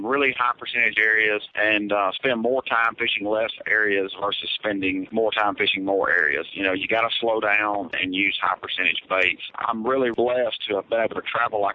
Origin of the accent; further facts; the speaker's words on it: South Mississippi, United States; I'm from South Mississippi